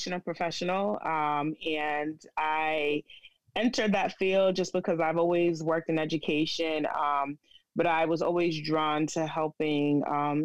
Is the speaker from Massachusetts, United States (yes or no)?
yes; Boston, Massachusetts, United States; now in New York City, United States; I'm Boston raised and living in New York City